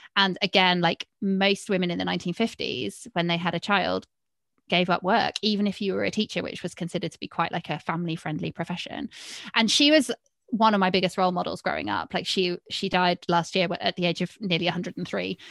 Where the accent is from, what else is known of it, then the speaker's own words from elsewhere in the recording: Cheshire, North West England, United Kingdom; also born or lived in Manchester / Edinburgh; I'm from Cheshire, so I'm from, like, a very strong dairy area